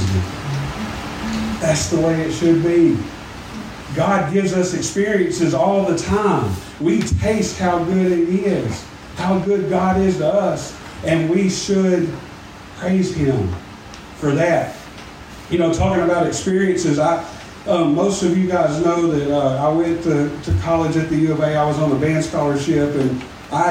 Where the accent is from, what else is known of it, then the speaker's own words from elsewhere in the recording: Smackover, Arkansas, United States; I'm from Smackover